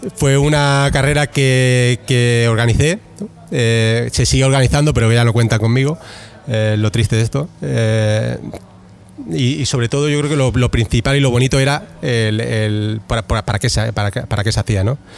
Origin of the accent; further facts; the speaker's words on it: Barcelona, Catalonia, Spain; yo soy de Barcelona